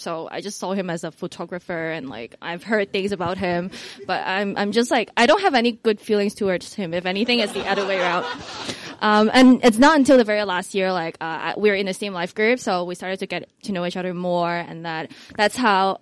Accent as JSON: {"language": "English", "country": "Hong Kong", "said": "I'm from Hong Kong"}